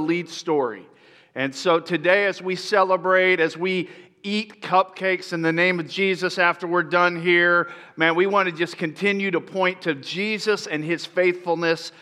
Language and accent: English; Lakeland, Florida, United States; moved away; I grew up in a city called Lakeland, and it's kind of between Tampa and Orlando